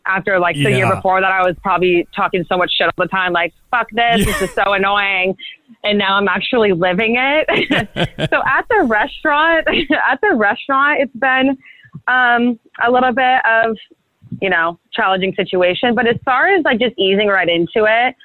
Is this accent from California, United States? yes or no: yes; Brentwood, California, United States; moved away as an adult; also born or lived in Santa Barbara, California; now in Los Angeles, United States; I'm from a really small town called Brentwood. A lot of people get that mixed up with Brentwood, LA, and Brentwood, Northern California. It's a really small kind of like country town. And that's where I grew up